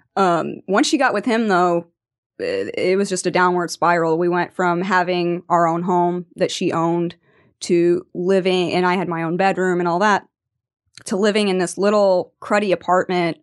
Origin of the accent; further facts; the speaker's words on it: Venice, Florida, United States; I am from Venice, Florida